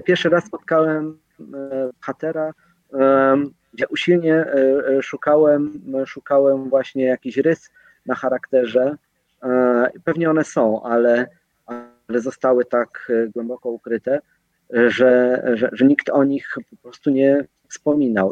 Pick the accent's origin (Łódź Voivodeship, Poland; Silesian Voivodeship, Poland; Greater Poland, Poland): Silesian Voivodeship, Poland; Katowice; jesteśmy z Katowic